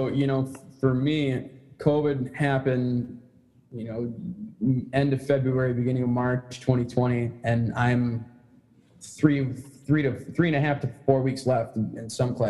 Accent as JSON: {"language": "English", "town": "St. Clair Shores", "region": "Michigan", "country": "United States", "tie": "born or raised there", "also_born_or_lived": "Fraser, Michigan / Missouri"}